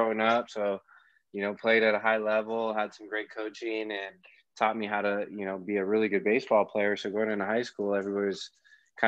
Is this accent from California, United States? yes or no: yes; Carlsbad, California, United States; also born or lived in Escondido; grew up in Escondido, Carlsbad area, went to high school at Carlsbad High School